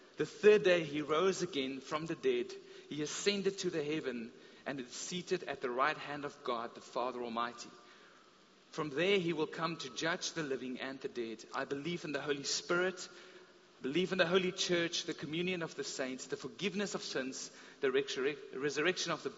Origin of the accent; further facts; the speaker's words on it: South Africa; growing up in the Afrikaans Reformed Church